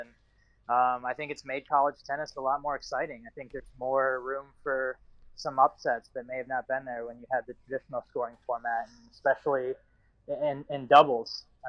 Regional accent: Ohio, United States; And obviously growing up in Ohio and being able to play for Ohio State, that was something that I had always, that was a goal of mine.

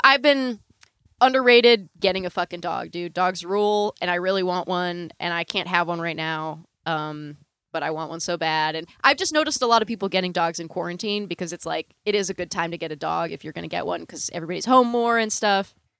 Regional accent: Northern California, United States; I grew up in Northern California

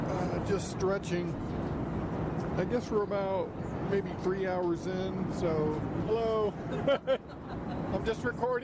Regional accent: Corpus Christi, Texas, United States; That's my hometown. That's where I grew up. Corpus Christi.

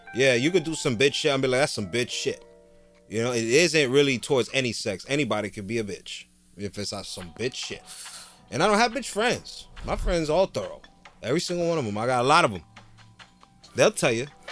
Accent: Jersey City, New Jersey, United States; I'm from Jersey City

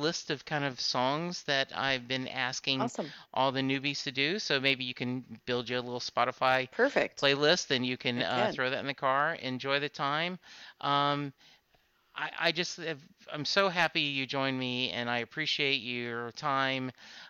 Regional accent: Louisiana, United States; I grew up in Louisiana, and that's what my mom calls the electric bill.

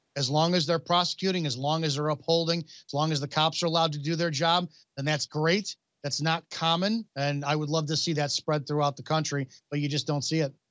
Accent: Chicago, Illinois, United States; I'm from the Chicago area

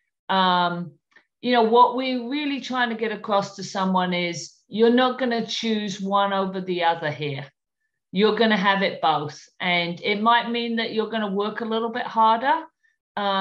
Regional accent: London, United Kingdom; moved away; London, my hometown

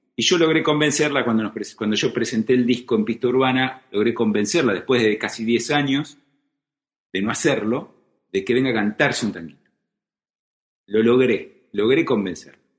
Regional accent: Isidro Casanova, Buenos Aires Province, Argentina; also born or lived in Hurlingham; Yo soy del oeste, sí. Nací en Hurlingham, cuando Urlingam era morón, no era un partido, no se había independizado. Y muy, a los nueve años me mudé a, a Isidro Casanova. Y bueno, esa es, digamos, mi patria, mi patria de infancia es, es Isidro Casanova

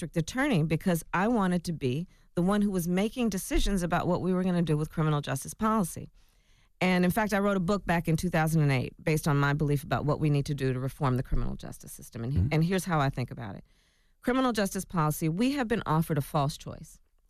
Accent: Oakland, California, United States; born there; I was born in Oakland.

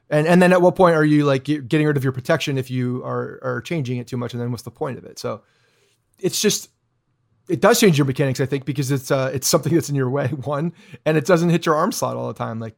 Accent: Canada; I'm Canadian.

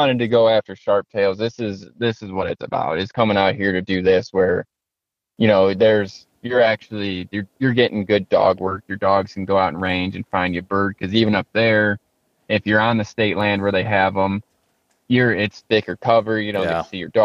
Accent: Michigan, United States; I'm from Michigan

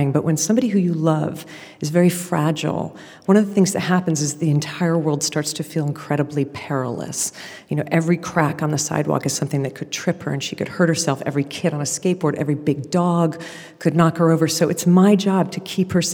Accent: Connecticut, United States; I'm from Connecticut

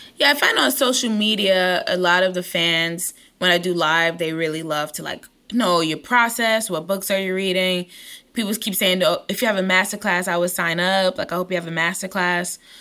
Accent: New York City, New York, United States; I'm from East New York, Brooklyn

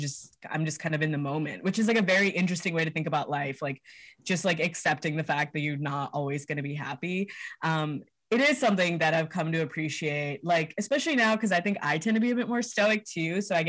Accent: Hyderabad, Telangana, India; now in United States; Yeah, we're all from Hyderabad in India. It's in Telangana, South India. They're both from like, I don't know the names of the specific villages they're from, but they're both like from the villages, not from the city.

